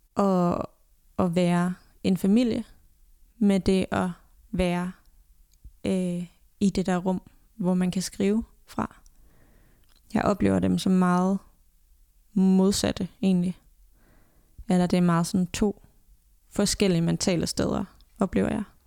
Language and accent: Danish; Denmark; moved away as an adult; jeg var hjemme i Danmark